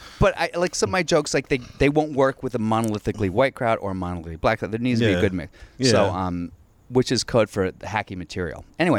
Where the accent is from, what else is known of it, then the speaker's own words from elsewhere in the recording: Alexandria, Virginia, United States; No, I grew up in Alexandria. So I went to T.C. Williams.